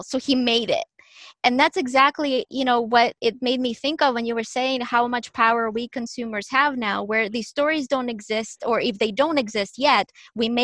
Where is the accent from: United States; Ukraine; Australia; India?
Ukraine; moved away; when I was growing up in Ukraine, where I was born and raised